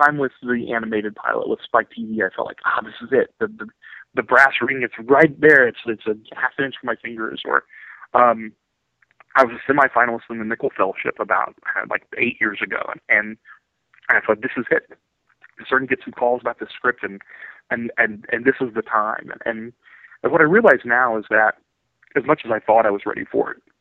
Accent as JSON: {"language": "English", "town": "Ironton", "region": "Ohio", "country": "United States", "moved": "as an adult", "lives_now": "Orange County, United States", "said": "I'm from Ironton, Ohio"}